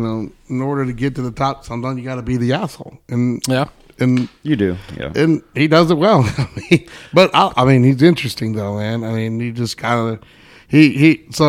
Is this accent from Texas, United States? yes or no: yes; Amarillo, Texas, United States; I'm from Amarillo.